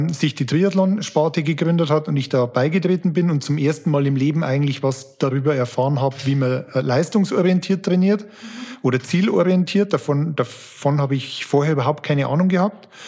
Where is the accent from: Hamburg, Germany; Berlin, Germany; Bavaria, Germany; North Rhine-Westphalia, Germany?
Bavaria, Germany; Amberg; now in Fürth, Germany; Ich komme ursprünglich aus Amberg. Man hört es vielleicht, ich bin kein Franke, also Amberg in der Oberpfalz.